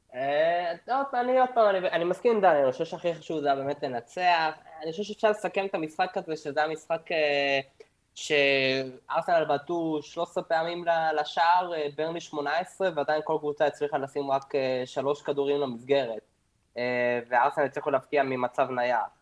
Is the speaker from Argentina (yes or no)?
yes; Argentina; אני תמיד בתור ארגנטינאי